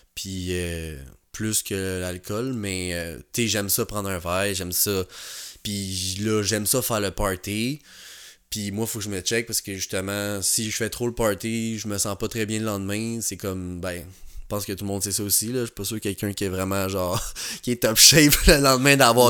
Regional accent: Montreal, Quebec, Canada; also born or lived in Jonquière; j'ai grandi à Pointe-aux-Trembles

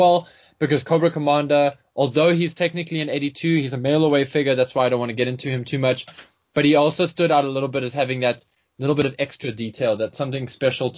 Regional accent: South Africa; as a South African, I was really obsessed with snow. I was one of those kids who was like, I wish it would snow

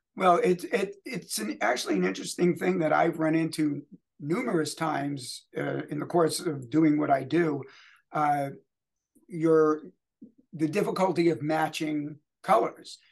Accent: Louisville, Kentucky, United States; my hometown, Louisville Bats

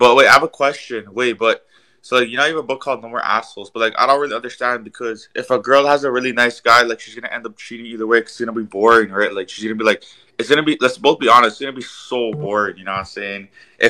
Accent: Toronto, Ontario, Canada; I'm from Toronto

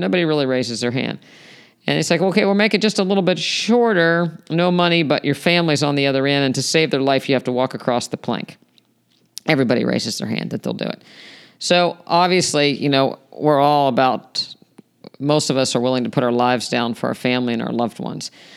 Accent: West Virginia, United States; I grew up in West Virginia

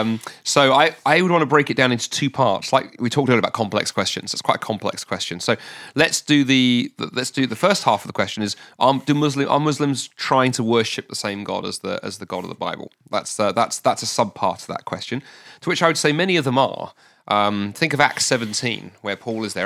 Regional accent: London, United Kingdom; moved away as an adult; now in Scotland; I was raised in London

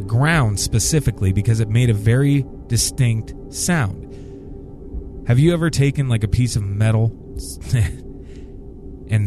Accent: Randolph, Iowa, United States; my hometown of Randolph, Iowa

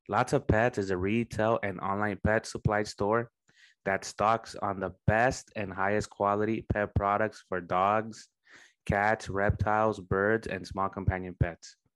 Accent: Santa Ana, California, United States; No, well, I'm from Santa Ana, man

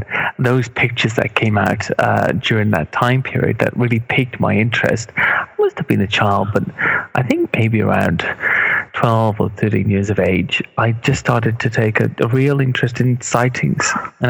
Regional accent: Cardiff, Wales, United Kingdom; moved away as an adult; now in London, United Kingdom; Although I don't have the accent, that's Wales, Cardiff and Wales is where I grew up and lived much of my life until I came to London.

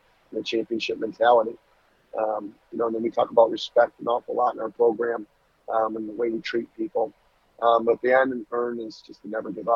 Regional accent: Chesaning, Michigan, United States; Born and raised in Saginaw County

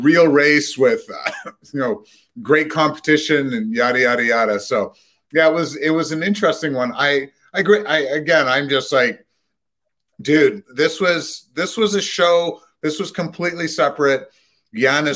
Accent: Canada

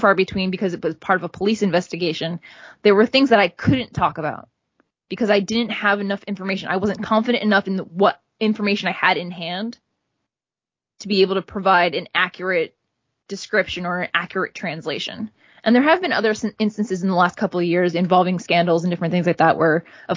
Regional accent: United States; here as an American

